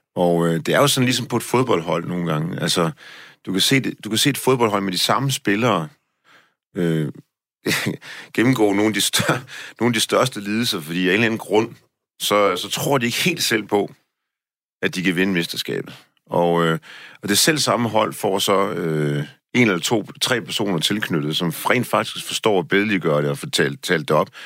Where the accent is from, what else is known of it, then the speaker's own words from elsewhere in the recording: Denmark; som dansker